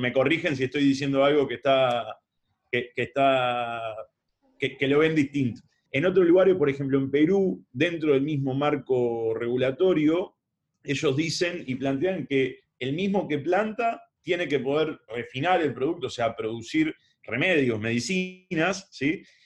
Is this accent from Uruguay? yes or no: yes; Uruguay; Siendo uruguayo